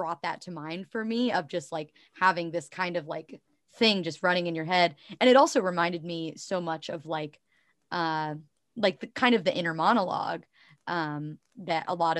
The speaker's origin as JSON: {"language": "English", "region": "Ohio", "country": "United States", "tie": "born or raised there", "said": "I am definitely Midwestern, but I identify as Appalachian because I grew up in like southeastern Ohio."}